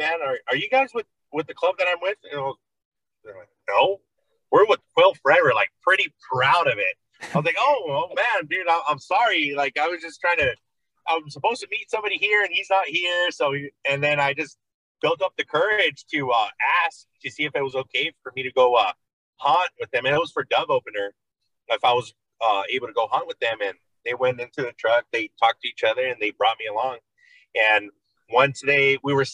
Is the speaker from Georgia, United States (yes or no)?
no; Oxnard, California, United States; I am from California, Oxnard, California